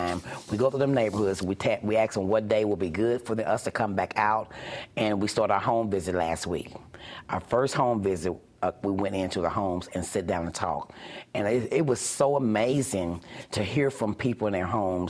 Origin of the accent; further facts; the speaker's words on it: Kansas City, Missouri, United States; I'm born and raised in Kansas City. This is my city.